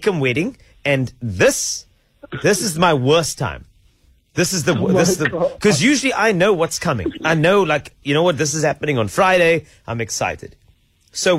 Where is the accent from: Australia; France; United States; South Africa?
South Africa; as a South African